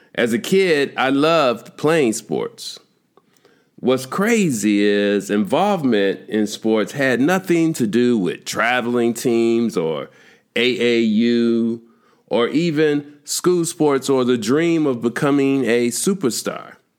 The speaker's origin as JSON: {"language": "English", "town": "Chicago", "region": "Illinois", "country": "United States", "tie": "born or raised there", "said": "growing up in Chicago"}